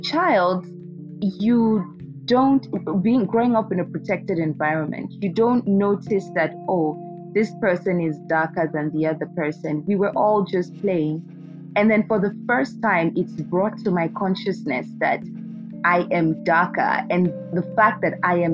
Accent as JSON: {"language": "English", "region": "Harare", "country": "Zimbabwe", "tie": "born or raised there", "moved": "yes", "lives_now": "Abuja, Nigeria", "said": "I grew up in Zimbabwe, Harare to be precise."}